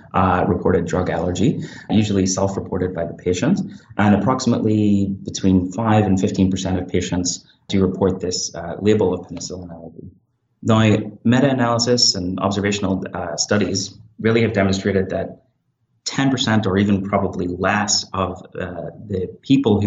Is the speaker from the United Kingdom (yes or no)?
yes; Northern Ireland, United Kingdom; moved away as an adult; also born or lived in Belfast, United Kingdom; now in Hamilton, Canada; I'm originally from Northern Ireland. I completed my medical school in Queen's University, Belfast, and worked in the NHS for about 4 years before I started my internal medicine residency at McMaster University in Hamilton.